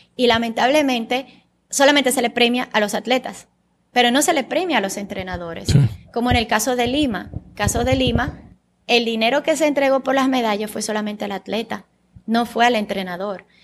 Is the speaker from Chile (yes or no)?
no; Sosúa, Puerto Plata, Dominican Republic; first language Bulgarian; Spanish is a second language; also born or lived in Bulgaria; Yo me crié en Sosúa